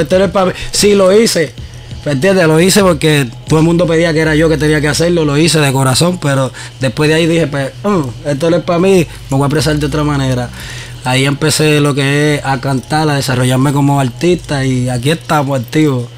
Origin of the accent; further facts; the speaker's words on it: San Juan, Puerto Rico; Yo me crié en Nemesio Canal, en Puerto Rico.